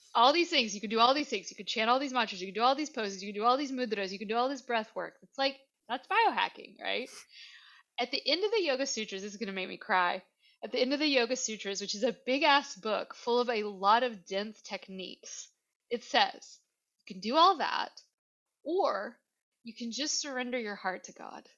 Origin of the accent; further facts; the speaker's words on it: Virginia, United States; I'm from Virginia. I I like to use what I can that's around here and that my ancestors had